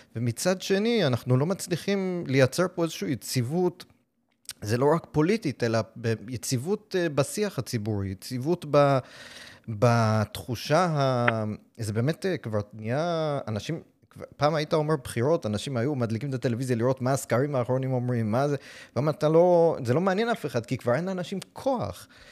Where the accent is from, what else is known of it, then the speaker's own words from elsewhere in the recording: New York City, New York, United States; Hebrew is a second language; now in Israel; אני למשל נולדתי בניו יורק בברוקלין